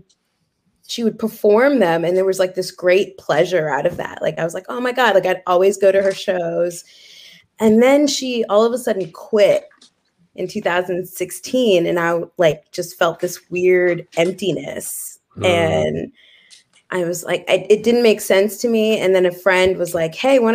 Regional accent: Vancouver, British Columbia, Canada; also born or lived in Kenya; I grew up in Vancouver

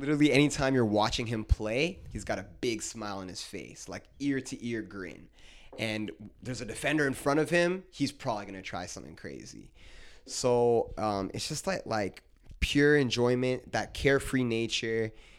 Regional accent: Brantford, Ontario, Canada; And then I would say, Brantford. they would laugh. They would say, no way. They're like, you're this good. You're from Brantford?

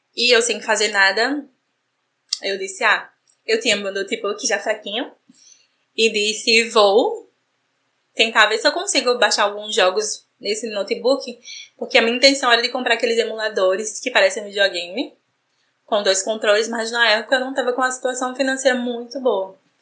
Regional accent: João Pessoa, Paraíba, Brazil; Sou natural de João Pessoa, Paraíba

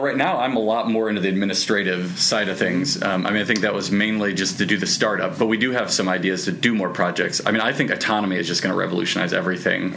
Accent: Midwest, United States; I'm from the Midwest

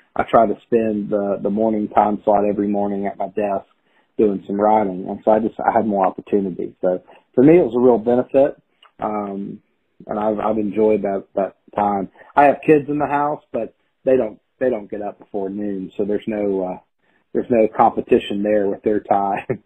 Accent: Chattanooga, Tennessee, United States; a writers group here in my hometown of Chattanooga

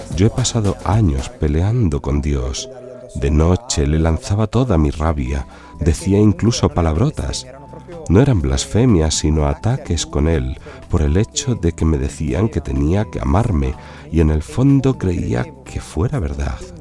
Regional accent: Sicily, Italy; moved away as an adult; also born or lived in Rome / Milan; he recorrido toda Italia, porque soy de Sicilia, pero ya después del instituto vine a estudiar a Roma.

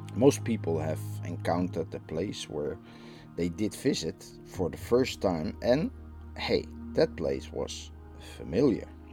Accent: Netherlands; I'm from the Netherlands.

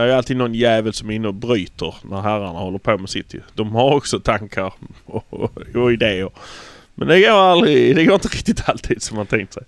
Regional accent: Malmö, Skåne, Sweden; vi är från Malmö

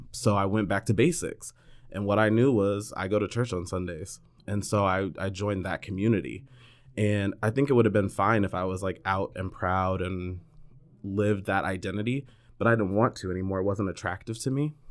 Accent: north of San Francisco, Northern California, United States; I'm from Northern California, north of, uh, San Francisco. I was always the token black kid

